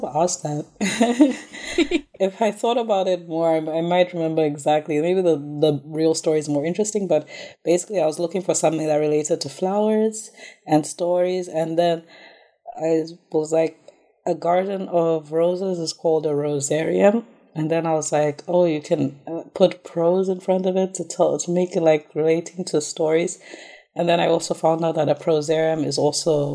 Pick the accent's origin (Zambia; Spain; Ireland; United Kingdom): Zambia; now in South Africa; I'm originally from Zambia, though I study in South Africa.